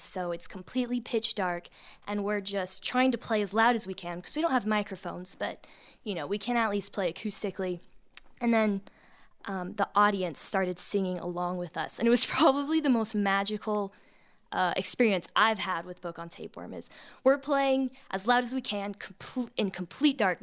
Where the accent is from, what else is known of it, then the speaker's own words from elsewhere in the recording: Texas, United States; I grew up in Texas